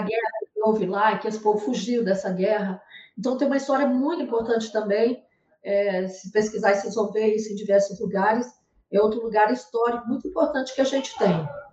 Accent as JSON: {"language": "Portuguese", "region": "Goiás", "country": "Brazil", "also_born_or_lived": "Amapá", "moved": "as an adult", "lives_now": "Macapá, Brazil", "said": "E sou goiana. Estou no norte porque vim transferir, trabalhava em banco"}